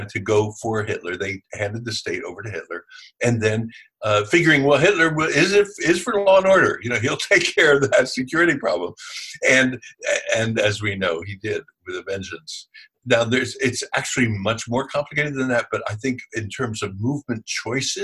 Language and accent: English; Philadelphia, Pennsylvania, United States; I'm from Philadelphia